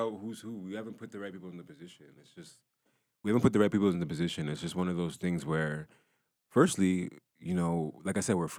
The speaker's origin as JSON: {"language": "English", "country": "Ghana", "said": "And, you know, I'm Ghanaian, right? So, you know, I'm Ghanaian"}